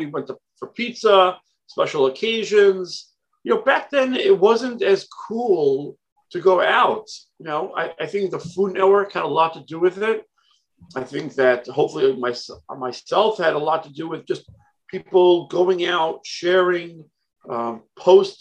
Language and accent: English; New York City, New York, United States; born in Brooklyn, New York